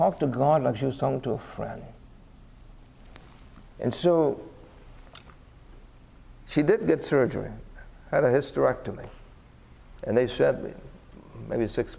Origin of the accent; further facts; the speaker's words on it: New York City, New York, United States; we're growing up in Brooklyn in the height of the Italian, the Puerto Rican gang wars